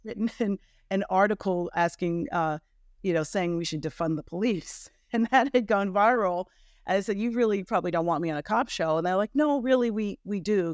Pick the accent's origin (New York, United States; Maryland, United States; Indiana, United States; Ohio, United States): New York, United States; moved away; I'm from New York originally